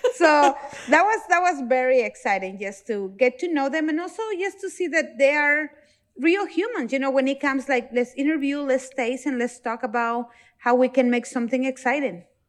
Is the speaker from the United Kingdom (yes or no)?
no; Mexico; moved away; I'm from Mexico